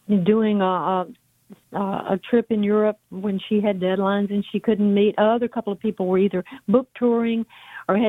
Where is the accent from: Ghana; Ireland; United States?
United States; Jackson, Mississippi; moved away as an adult; now in Memphis, United States; my hometown of Jackson, Mississippi, it's all I've ever known